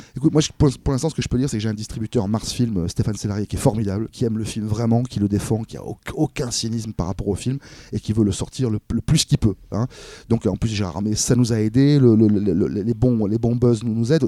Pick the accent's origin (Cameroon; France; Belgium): France; Cannes, Provence-Alpes-Côte d'Azur; je suis de Cannes